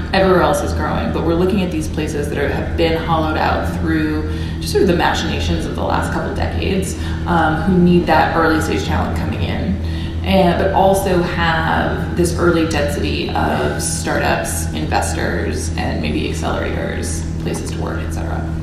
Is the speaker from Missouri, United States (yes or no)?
yes; St. Louis, Missouri, United States; my hometown of St. Louis